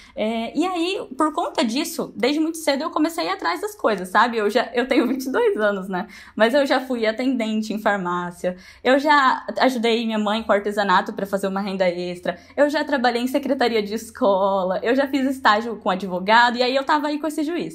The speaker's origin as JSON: {"language": "Portuguese", "town": "Braúna", "region": "São Paulo", "country": "Brazil", "said": "eu sou de Braúna, uma cidadezinha de 5 mil habitantes"}